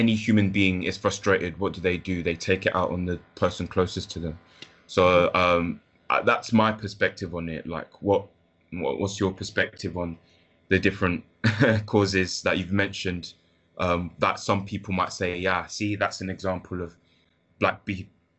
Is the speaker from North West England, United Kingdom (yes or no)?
no; London, United Kingdom; also born or lived in Leicester / Ghana; I was born in Leicester, briefly lived in Ghana, and then spent the early part of my childhood just living in like Clapham Park, so kind of near Brixton